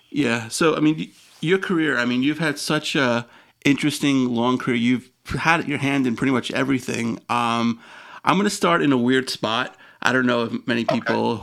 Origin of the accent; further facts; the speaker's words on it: New York City, New York, United States; I'm originally from Queens